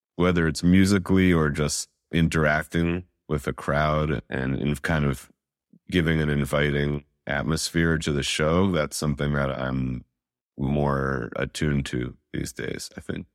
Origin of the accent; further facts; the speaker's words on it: New York City, New York, United States; now in Brooklyn, United States; I grew up in Manhattan, Upper West Side specifically, in the eighties